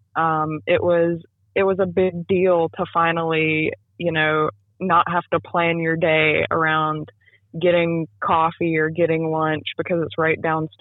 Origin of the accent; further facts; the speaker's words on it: Thomasville, North Carolina, United States; when I was about 8 years old, and I am from Thomasville, which is in Davidson County, there was a local coffee shop in Thomasville. And my parents would take me and my little brother there